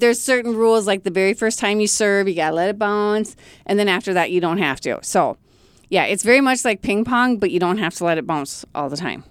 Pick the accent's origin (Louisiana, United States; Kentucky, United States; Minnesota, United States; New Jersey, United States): Minnesota, United States; Brainerd; Born and raised in Brainerd